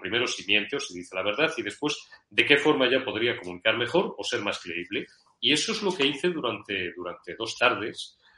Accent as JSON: {"language": "Spanish", "town": "Madrid", "region": "Community of Madrid", "country": "Spain", "tie": "born or raised there", "also_born_or_lived": "Zamora", "said": "nací en Madrid el 14 de mayo de 1970."}